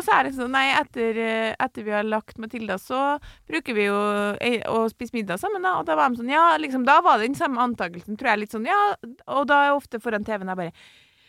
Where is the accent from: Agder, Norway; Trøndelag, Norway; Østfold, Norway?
Trøndelag, Norway; jeg er trønder